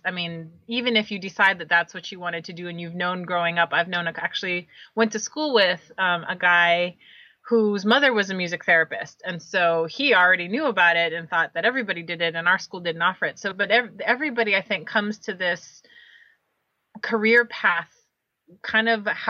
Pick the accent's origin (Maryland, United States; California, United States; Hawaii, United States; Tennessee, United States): Hawaii, United States; moved away as an adult; also born or lived in New Orleans, Louisiana; now in Knoxville, United States; I grew up in Hawaii, so the food, the music, the culture, everything felt really familiar to me.